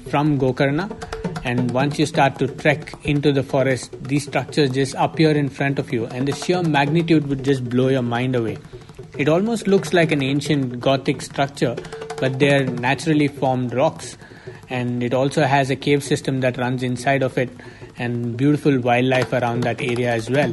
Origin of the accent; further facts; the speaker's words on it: Ooty, Tamil Nadu, India; also born or lived in Mumbai; now in Mysore, India; I'm originally from Ooty, but I've been working as a filmmaker in Mumbai